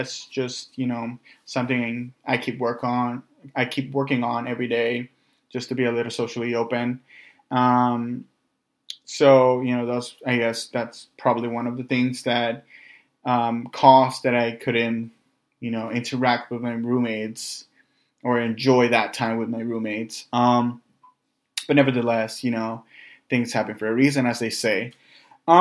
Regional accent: Los Angeles, California, United States; moved away as an adult; also born or lived in San Jose, California; now in Bay Area, United States; I grew up in North Hollywood, and I came up here to the Bay Area for school

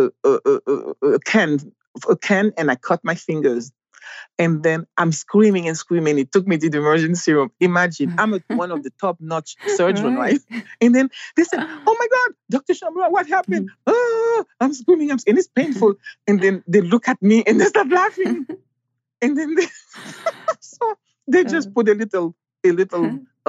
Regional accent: Haiti; moved away as an adult; also born or lived in Mexico / Jamaica / San Diego, California, United States; Growing up in Haiti

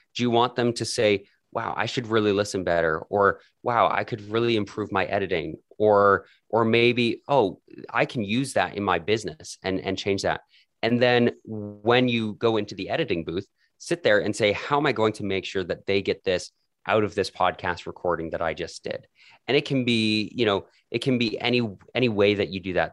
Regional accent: Calgary, Alberta, Canada; I was born and raised in Calgary, Canada

